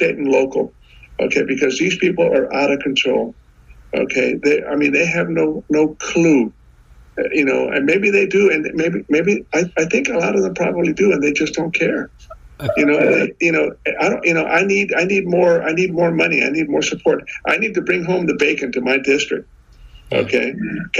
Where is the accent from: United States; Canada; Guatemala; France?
United States; South Texas; I'm from South Texas